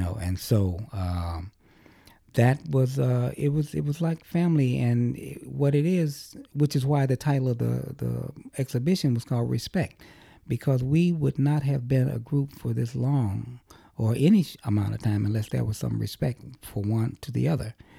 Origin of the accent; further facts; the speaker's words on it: Chicago, Illinois, United States; growing up in Chicago